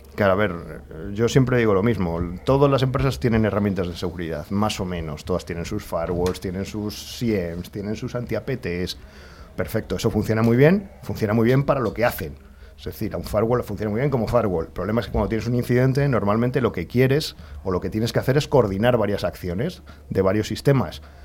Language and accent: Spanish; Alcorcón, Community of Madrid, Spain; nací, o sea, el hospital estaba en Madrid, yo me he criado en Alcorcón.